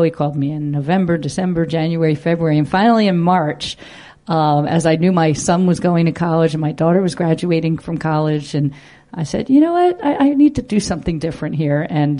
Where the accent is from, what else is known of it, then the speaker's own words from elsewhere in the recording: Philadelphia, Pennsylvania, United States; and I grew up in the Philadelphia area